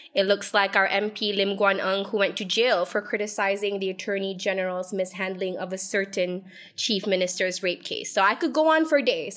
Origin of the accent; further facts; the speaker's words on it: Malaysia; we, as a Malaysian society